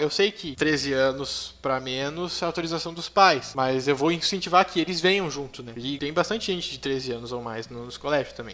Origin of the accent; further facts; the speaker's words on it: Montenegro, Rio Grande do Sul, Brazil; eu nasci e me criei aqui em Montenegro, eh, Rio Grande do Sul